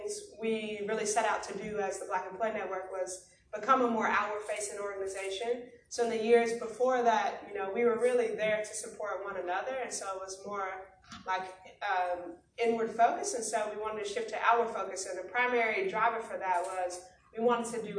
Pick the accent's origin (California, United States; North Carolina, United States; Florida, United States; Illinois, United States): Illinois, United States; Chicago; I am from Chicago, south side of the city